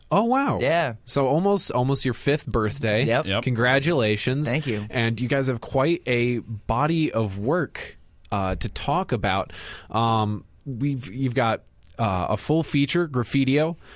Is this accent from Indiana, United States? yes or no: yes; Northwest Indiana, United States; now in Chicago, United States; I'm from Northwest Indiana